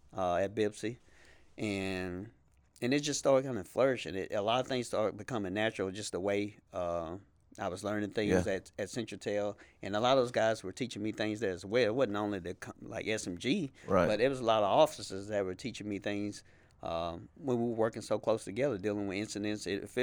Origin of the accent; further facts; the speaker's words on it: Shreveport, Louisiana, United States; And look, I'm from Shreveport.